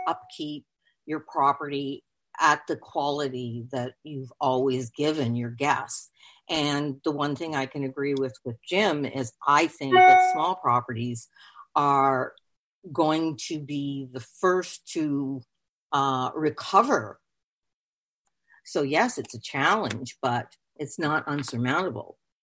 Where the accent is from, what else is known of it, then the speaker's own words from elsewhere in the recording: Canada; now in Hollywood, Florida, United States; I am Canadian